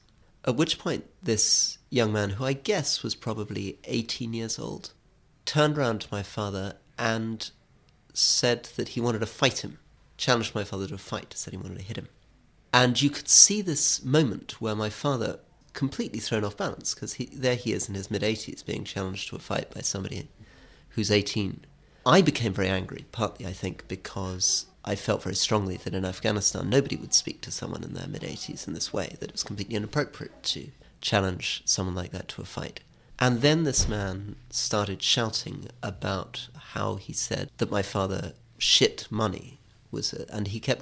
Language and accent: English; Scotland, United Kingdom; Yes, I think so. I mean, my father was so proud of being Scottish and not English.